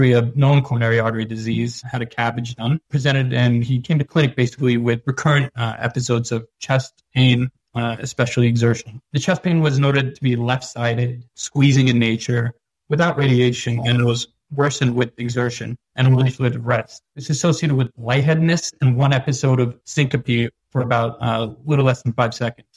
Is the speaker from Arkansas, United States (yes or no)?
no; New York, United States; also born or lived in India; I'm originally from New York